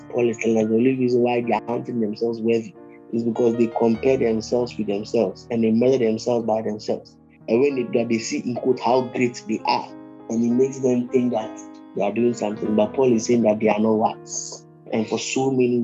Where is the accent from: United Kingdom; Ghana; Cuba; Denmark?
Ghana; I'm a Ghanaian